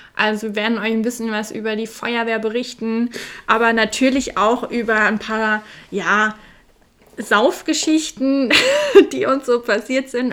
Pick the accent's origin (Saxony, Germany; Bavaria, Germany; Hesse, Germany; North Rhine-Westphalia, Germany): Hesse, Germany; Da sind wir Hesse pur